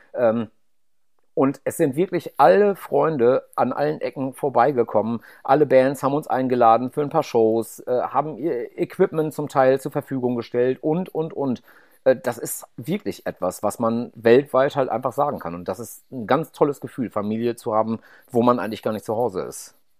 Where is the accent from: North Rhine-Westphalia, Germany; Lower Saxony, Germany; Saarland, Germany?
North Rhine-Westphalia, Germany; ich komme auch aus einem aus dem Haushalt, wo damals halt unendlich viel Fleisch gegessen wurde